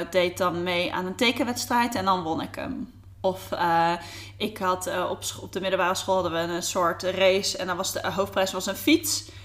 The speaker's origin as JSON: {"language": "Dutch", "town": "Delft", "region": "South Holland", "country": "Netherlands", "tie": "born or raised there", "moved": "as an adult", "lives_now": "Amsterdam, Netherlands", "said": "ik ben een echte Amsterdammer. Nou, niet echt meer, want ik was heel jong, ging ik weer eh, ging ik naar het zuiden inderdaad. Eh, in Delft zou je toe gaan wonen."}